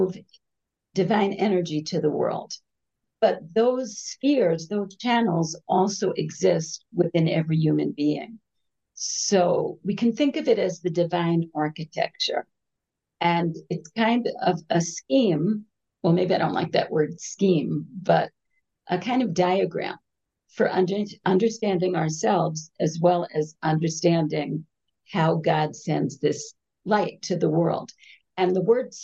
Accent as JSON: {"language": "English", "region": "New York", "country": "United States", "tie": "born or raised there", "moved": "as an adult", "lives_now": "Jerusalem, Israel", "said": "I grew up in New York"}